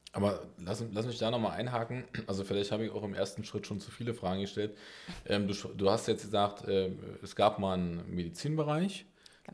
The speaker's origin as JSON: {"language": "German", "region": "Berlin", "country": "Germany", "said": "ich bin Berliner"}